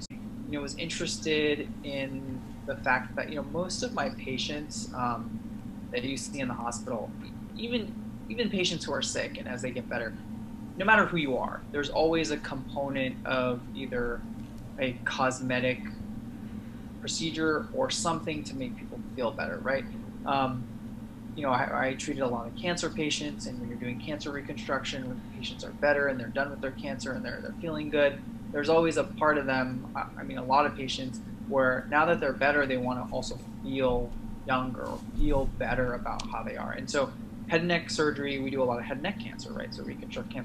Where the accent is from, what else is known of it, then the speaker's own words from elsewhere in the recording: San Francisco Bay Area, California, United States; I'm from the San Francisco Bay Area.